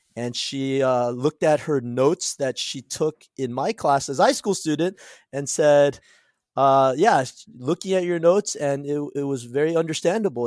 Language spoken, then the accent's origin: English; Cerritos, California, United States; also born or lived in South Korea; I went to Whitney High School in Cerritos, California, so I grew up in Southern California